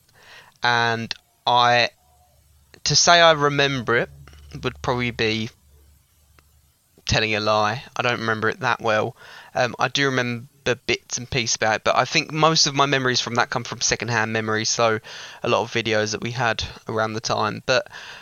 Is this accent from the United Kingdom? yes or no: yes; Southend-on-Sea, East of England, United Kingdom; growing up in Southend, still living in the Southend